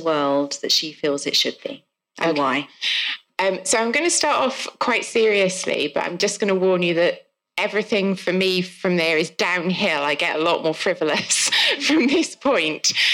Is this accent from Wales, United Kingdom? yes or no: yes; South Wales, United Kingdom; accent: South Wales; if you can't tell from my accent, I'm from South Wales.